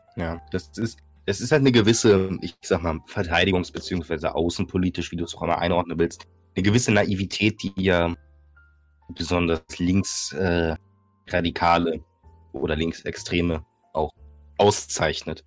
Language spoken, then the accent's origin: German; Northern Germany, Germany; ich bin, ich bin Norddeutscher